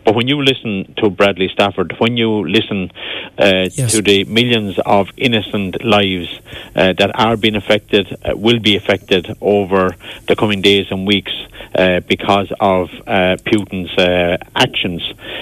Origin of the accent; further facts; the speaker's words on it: Ireland; we as Irish people